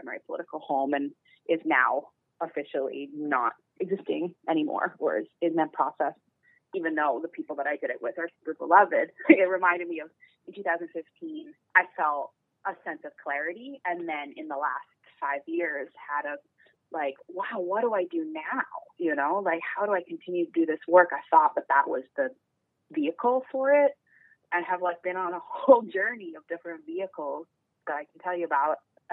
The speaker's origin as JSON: {"language": "English", "town": "New York City", "region": "New York", "country": "United States", "tie": "born or raised there", "said": "I am an artist and a cultural organizer, born and raised in New York City"}